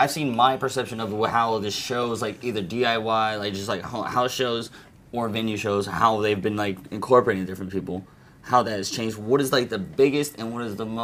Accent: Georgia, United States; now in Bellingham, United States; I grew up in Georgia

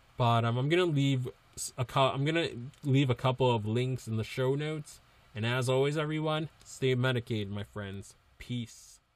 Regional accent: East Coast, United States; now in Massachusetts, United States; I grew up in the East Coast

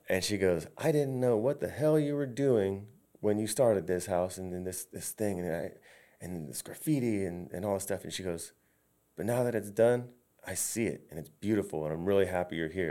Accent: Valrico, Florida, United States; I grew up in Valrico

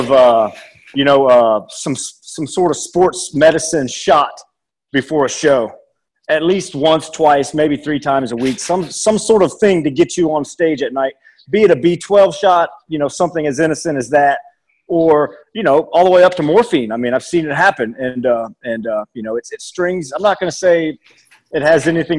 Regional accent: Mississippi, United States; moved away; I'm from Mississippi where I wasn't taught to eat properly

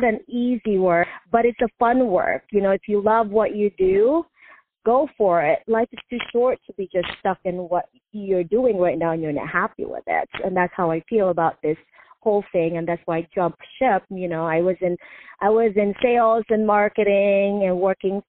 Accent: Philippines; moved away; I grew up in the Philippines

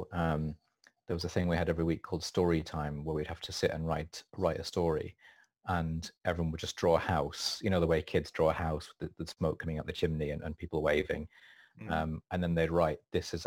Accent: Wiltshire, South West England, United Kingdom; also born or lived in York; I was born in York, but we mostly lived in Wiltshire when I was growing up. So I went to school there.

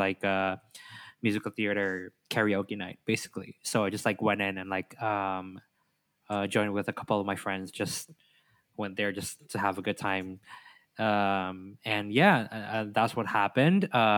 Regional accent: Jakarta, Indonesia; also born or lived in North East England; I'm from Jakarta

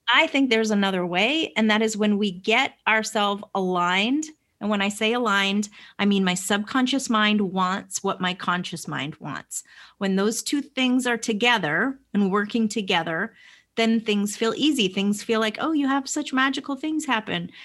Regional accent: Vermont, United States; now in Atlanta, United States; I live in Atlanta, but I grew up in Vermont.

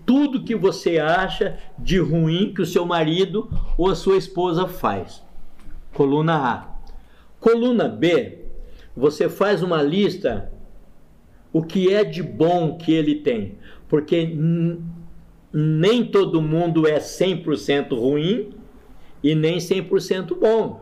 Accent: Maringá, Paraná, Brazil; moved away as an adult; also born or lived in Montes Claros, Minas Gerais / Osasco; now in Campinas, Brazil; Eu sou de Maringá, norte do Paraná. Foi lá que eu me converti aos 22 anos de idade

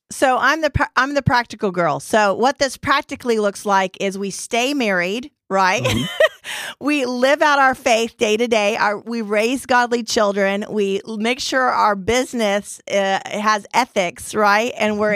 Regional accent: Dallas, Texas, United States; we're all from the Dallas area.

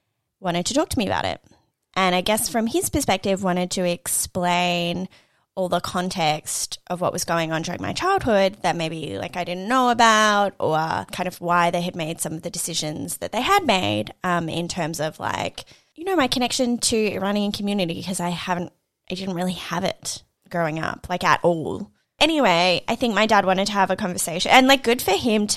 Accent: Australia; I grew up in Australia

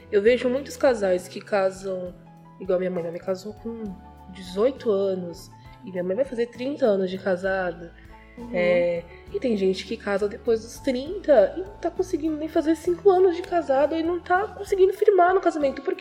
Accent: Rio de Janeiro, Brazil; accent: carioca; moved away as an adult; now in Santos, Brazil; eu sou do Rio.

